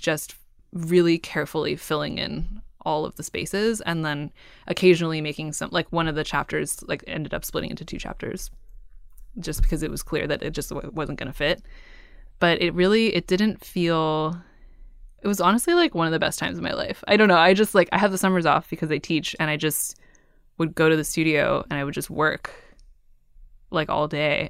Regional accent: Cupertino, California, United States; also born or lived in San Francisco; now in Oakland, United States; I grew up in Cupertino and I, I now live in Oakland and I lived in San Francisco before

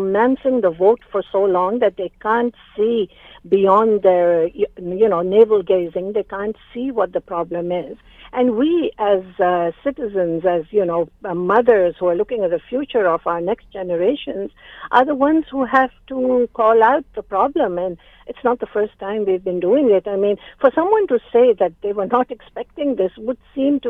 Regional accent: Canada; As Canadian citizens

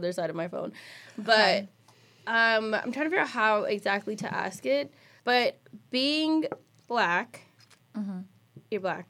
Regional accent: Pasadena, California, United States; a Christian high school together growing up in Pasadena

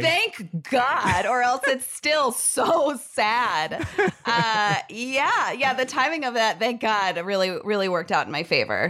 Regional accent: San Jose, California, United States; I was born in San Jose

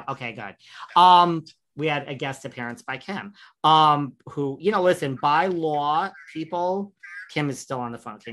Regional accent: New York, United States; I'm from New York

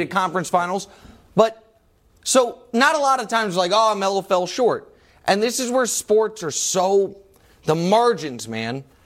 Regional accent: Midwest, United States; I'm a Midwesterner

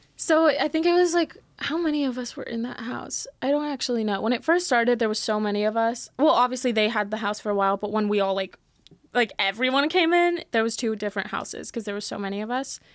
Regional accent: San Antonio, Texas, United States; born or raised there; also born or lived in Mexico City, Mexico / Miami, Florida; now in Los Angeles, United States

